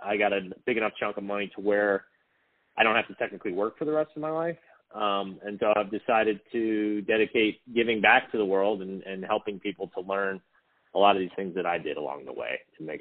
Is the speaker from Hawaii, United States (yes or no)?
yes; Hawaii, United States; also born or lived in Pasadena, California; was born in California, Pasadena, to two hippie parents, and we moved to Hawaii when I was two